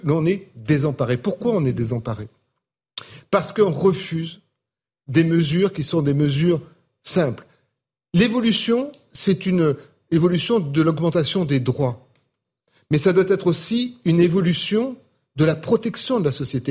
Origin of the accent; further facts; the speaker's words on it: Marseille, Provence-Alpes-Côte d'Azur, France; je suis Marseillais comme Karim